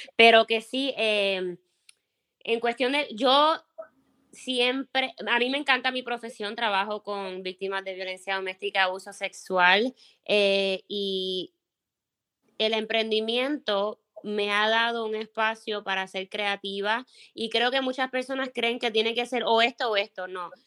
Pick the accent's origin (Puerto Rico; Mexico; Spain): Puerto Rico; first language Spanish; moved away as an adult; now in Minnesota, United States; nací y me crié en Puerto Rico y llevo casi seis años eh, viviendo